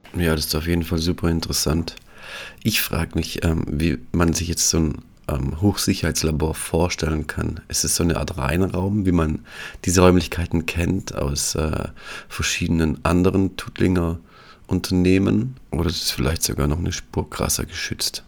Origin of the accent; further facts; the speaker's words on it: Tuttlingen, Baden-Württemberg, Germany; ich komme selbst auch aus der Medizintechnik, komme aus Tuttlingen.